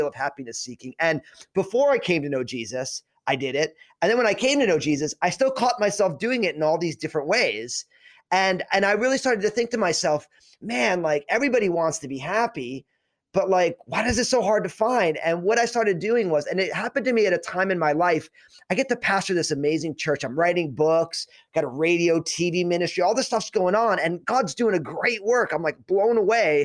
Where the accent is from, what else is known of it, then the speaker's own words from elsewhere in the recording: New Jersey, United States; my background is I'm all Italian from New Jersey